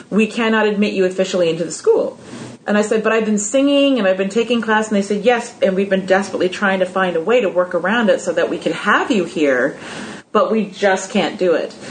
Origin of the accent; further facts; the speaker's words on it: California, United States; moved away as an adult; now in New York, United States; California, and I moved here essentially just to go to school.